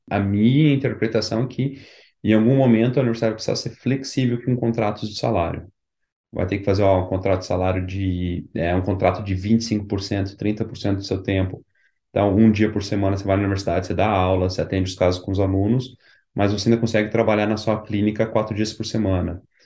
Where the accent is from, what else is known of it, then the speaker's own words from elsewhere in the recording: Curitiba, Paraná, Brazil; moved away as an adult; now in College Station, United States; eu sou de Curitiba